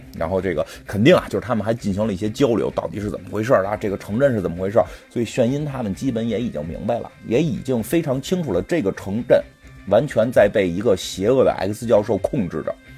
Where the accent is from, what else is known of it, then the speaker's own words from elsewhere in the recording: China; 跟我们中国人不太一样